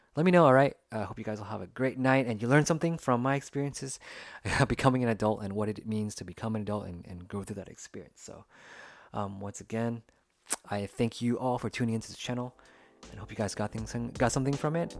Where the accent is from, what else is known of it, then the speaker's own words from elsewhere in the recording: United States; first language English; I grew up in the United States and English was actually my first language